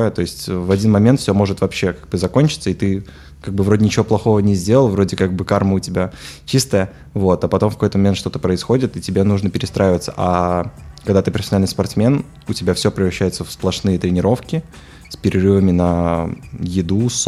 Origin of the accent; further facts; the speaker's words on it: Minsk, Belarus; я родился в минске вот и всю жизнь собственно жил в минске вот абсолютно, мне кажется, хорошее и замечательное там детство.